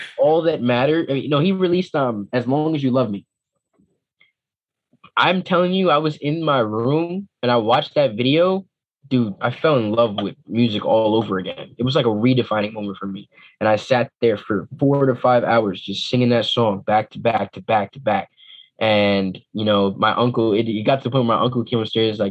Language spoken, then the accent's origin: English; Teaneck, New Jersey, United States; I'm from the New York, New Jersey area